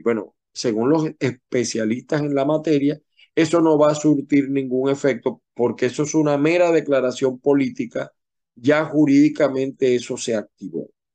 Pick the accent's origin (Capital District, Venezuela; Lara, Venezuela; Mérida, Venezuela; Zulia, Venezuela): Zulia, Venezuela; yo no nací formalmente en el Zulia, pero me siento tan zuliano como cualquiera porque el 98% de mi vida lo he vivido en el Zulia